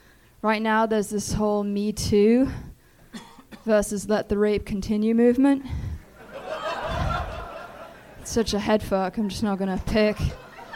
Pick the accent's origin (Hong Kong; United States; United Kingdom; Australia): Hong Kong; moved away; also born or lived in Beijing; I grew up in Hong Kong.